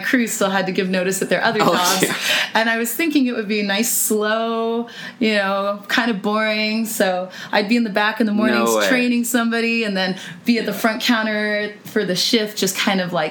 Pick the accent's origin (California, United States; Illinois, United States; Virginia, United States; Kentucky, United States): California, United States; Napa; moved away as an adult; also born or lived in San Luis Obispo / Los Angeles; my hometown of Napa